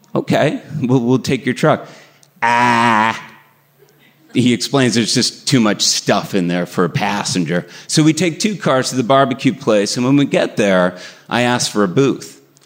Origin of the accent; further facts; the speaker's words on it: Burlington, Massachusetts, United States; the house I grew up in in Burlington, Massachusetts